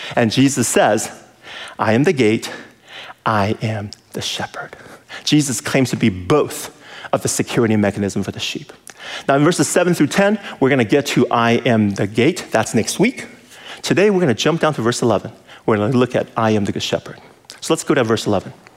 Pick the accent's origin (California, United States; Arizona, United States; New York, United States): California, United States; I'm from California, city boy